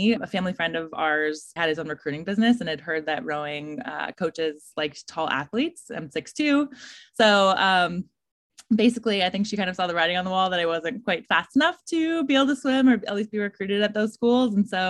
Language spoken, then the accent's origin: English; Colorado, United States; I'm from Colorado, so there's not a ton of rowing out there in a landlocked state.